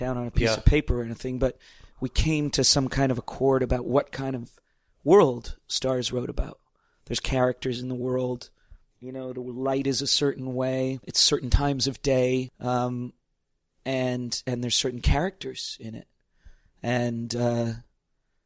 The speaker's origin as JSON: {"language": "English", "town": "Toronto", "region": "Ontario", "country": "Canada", "tie": "born or raised there", "also_born_or_lived": "Stratford, Ontario / New York", "lives_now": "Niagara-on-the-Lake, Canada", "said": "But mostly I grew up in Toronto in the middle of the city"}